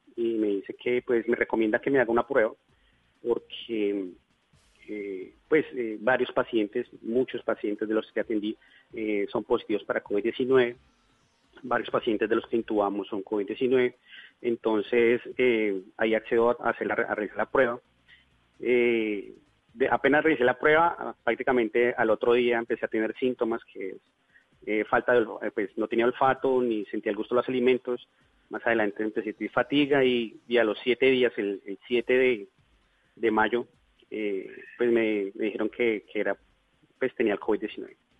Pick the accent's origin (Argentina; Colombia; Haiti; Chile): Colombia; Bogotá; moved away as an adult; now in Leticia, Colombia; yo soy bogotano, pero hace aproximadamente unos nueve años me radiqué aquí